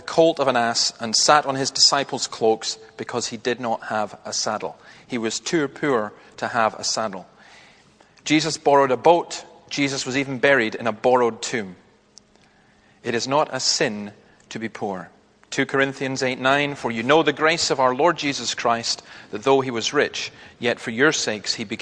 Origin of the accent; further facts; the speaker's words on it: Scotland, United Kingdom; a Scottish optimist